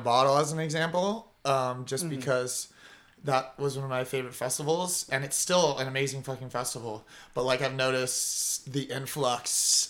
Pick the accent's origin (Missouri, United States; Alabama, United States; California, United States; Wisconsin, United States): California, United States; Costa Mesa; I grew up around here. OC, went to Newport Harbor, lived around like Costa Mesa. The whole area, and then I don't know how I haven't left